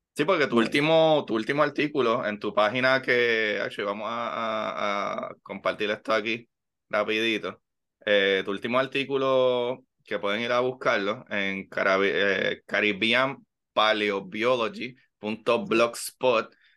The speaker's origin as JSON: {"language": "Spanish", "country": "Puerto Rico", "said": "como puertorriqueño"}